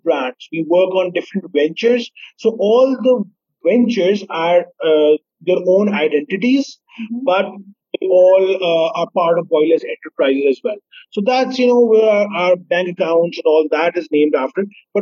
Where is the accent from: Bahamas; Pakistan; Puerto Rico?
Pakistan; Sialkot, Punjab; I am from Sialkot, and, we have a famous poet from here